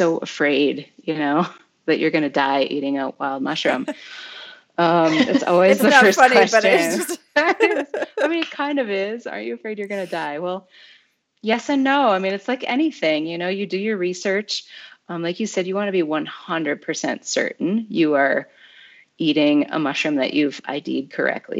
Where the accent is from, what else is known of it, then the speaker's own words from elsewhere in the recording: Michigan, United States; We're Michigan people